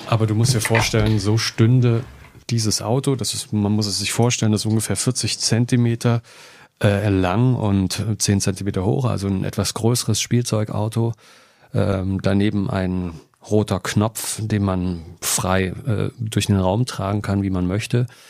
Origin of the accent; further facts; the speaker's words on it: Jena, Thuringia, Germany; Ich bin in Jena groß geworden